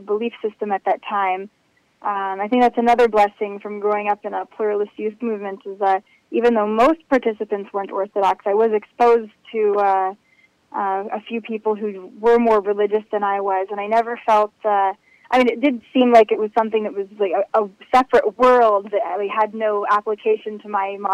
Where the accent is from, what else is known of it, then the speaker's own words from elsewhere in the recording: United States; moved away as an adult; now in Israel; I grew up in America